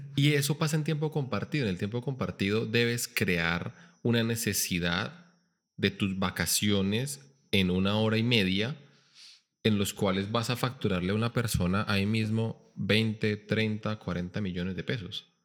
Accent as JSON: {"language": "Spanish", "region": "Bogotá", "country": "Colombia", "tie": "born or raised there", "also_born_or_lived": "Bucaramanga, Santander / Pereira (coffee region)", "moved": "yes", "said": "yo soy Rolo, yo nací en Bogotá"}